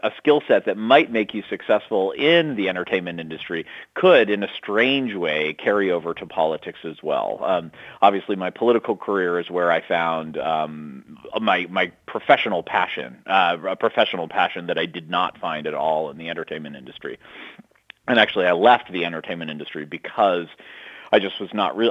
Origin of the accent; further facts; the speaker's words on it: Massachusetts, United States; Ted Kennedy, and who was my home state senator